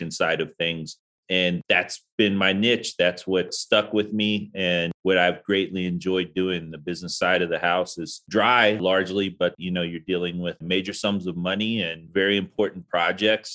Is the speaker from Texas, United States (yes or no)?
yes; Arlington, Texas, United States; moved away as an adult; I joined from Arlington, Texas, my hometown